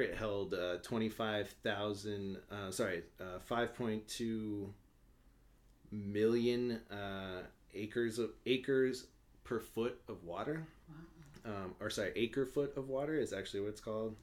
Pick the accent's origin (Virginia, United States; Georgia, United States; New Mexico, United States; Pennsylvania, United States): New Mexico, United States; Albuquerque; I'm from Albuquerque, New Mexico